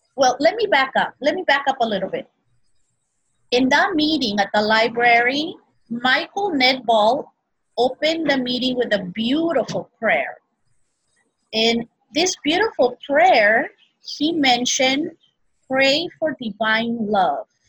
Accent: Peru; also born or lived in Brazil; now in Hawaii, United States; I was born in Brazil and I was raised in Peru

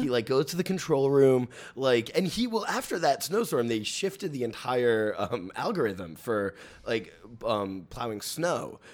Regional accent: New York City, New York, United States; As a native New Yorker

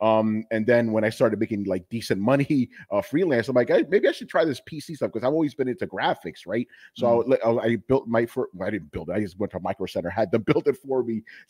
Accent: New York, United States; accent: New York; also born or lived in Dominican Republic; I've been living in New York since 1987. I came here from Dominican Republic in 1980.

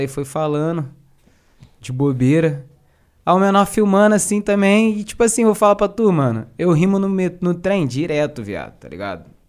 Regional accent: Duque de Caxias, Rio de Janeiro, Brazil; eu sou de Caxias, uhum. cria de Caxias, pá, Baixada

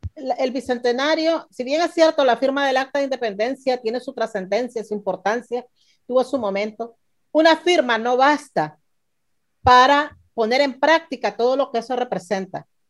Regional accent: Nicaragua; éramos un grupo de personas hablando sencillamente como todo nicaragüense

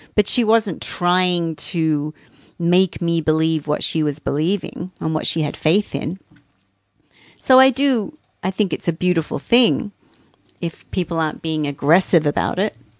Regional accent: Australia; I'm Australian

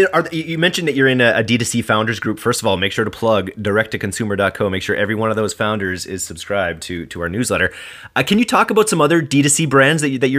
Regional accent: Canada; we're Canadian

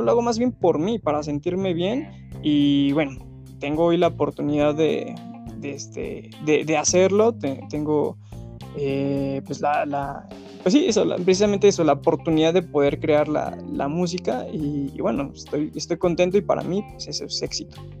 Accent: Mexico City, Mexico; tengo 27 años, soy de la Ciudad de México

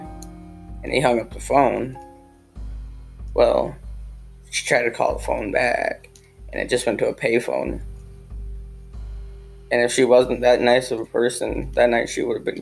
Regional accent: Wisconsin, United States; I'm from Wisconsin

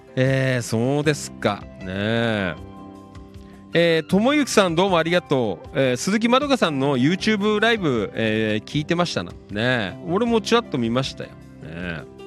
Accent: Noda, Chiba, Japan; もちろん野田は出身地なんですけど

